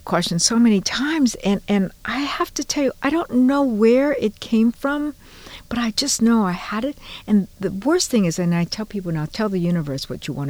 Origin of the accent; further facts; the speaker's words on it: Honolulu, Hawaii, United States; moved away as an adult; also born or lived in Fresno, California / Chicago; now in San Francisco, United States; Born and raised in Honolulu.